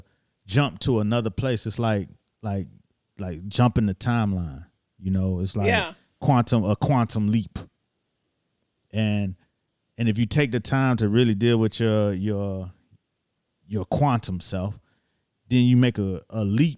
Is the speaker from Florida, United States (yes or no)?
yes; Miami, Florida, United States; moved away as an adult; now in New York City, United States; I came to New York. I'm from Miami